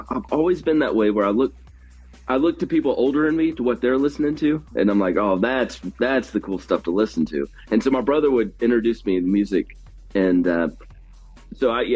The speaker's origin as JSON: {"language": "English", "town": "Lilburn", "region": "Georgia", "country": "United States", "tie": "born or raised there", "also_born_or_lived": "Lawrenceville, Georgia", "said": "from Lilburn, Georgia."}